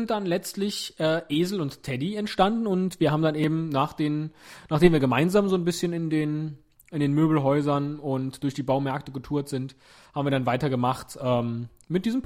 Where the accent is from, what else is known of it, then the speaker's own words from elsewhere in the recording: North Rhine-Westphalia, Germany; accent: Rhenish; Oder glaubst du, ich habe mir diesen rheinischen Akzent antrainiert?